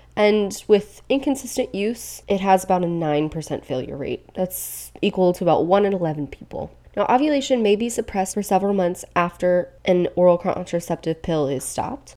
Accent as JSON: {"language": "English", "region": "Virginia", "country": "United States", "tie": "born or raised there", "said": "my home state of Virginia"}